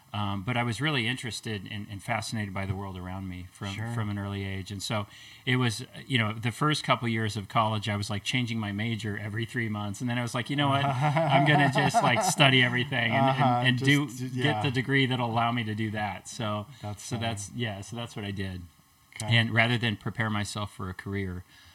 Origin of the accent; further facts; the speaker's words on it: Lewiston, Idaho, United States; moved away as an adult; also born or lived in Eugene, Oregon; now in Sandpoint, United States; growing up in Lewiston, Idaho.